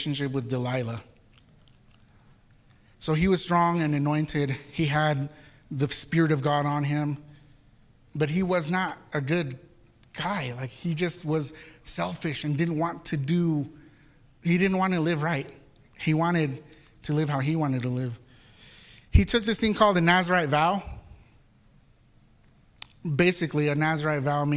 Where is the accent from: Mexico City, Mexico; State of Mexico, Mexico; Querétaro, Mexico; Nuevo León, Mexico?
Mexico City, Mexico; moved away; I'm from Mexico City where we say Chihuahua